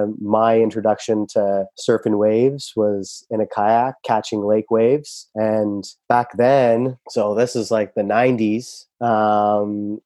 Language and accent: English; Burlington, Ontario, Canada; moved away as an adult; also born or lived in Turkey / Brampton, Ontario; now in Tofino, Canada; I grew up in Burlington, Ontario